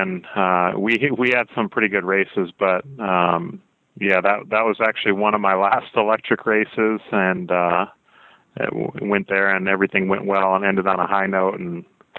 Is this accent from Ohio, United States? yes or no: no; Michigan, United States; also born or lived in South Carolina; I grew up in Michigan and South Carolina.